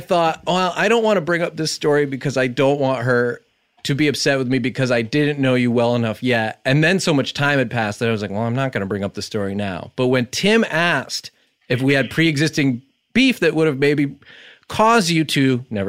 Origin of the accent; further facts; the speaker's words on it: New York, United States; I know you don't know me because you're in LA. I'm from New York